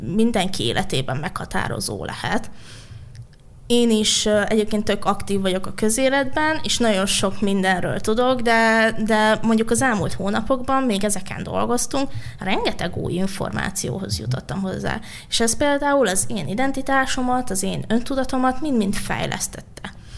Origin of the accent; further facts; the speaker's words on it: Budapest, Hungary; én a fővárosban nőttem fel, a belvárosban